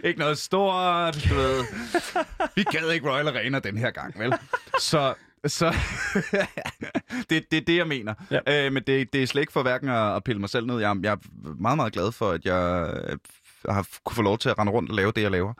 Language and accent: Danish; Ølstykke, Capital Region of Denmark, Denmark; also born or lived in Gribskov; now in Copenhagen, Denmark; jeg er jo, øh, født i Gribskov. Gribskov? Øh, hvad hedder det? Øh, og så, øh, derefter Ølstykke